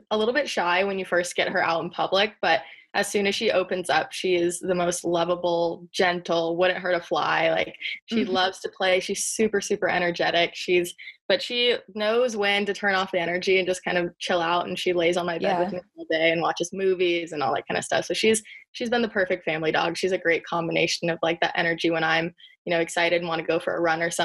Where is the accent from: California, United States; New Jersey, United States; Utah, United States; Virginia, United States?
California, United States; San Diego; I am from San Diego